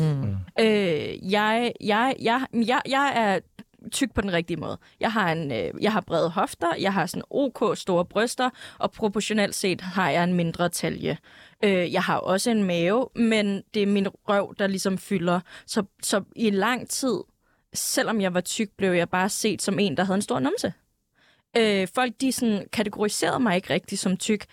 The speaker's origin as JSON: {"language": "Danish", "country": "Greenland", "said": "jeg er grønlænder"}